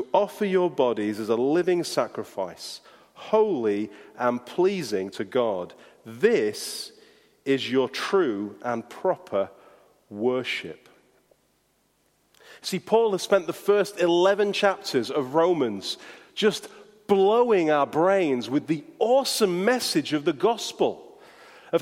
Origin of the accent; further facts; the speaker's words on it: Yorkshire and the Humber, United Kingdom; accent: Yorkshire; my Yorkshire accent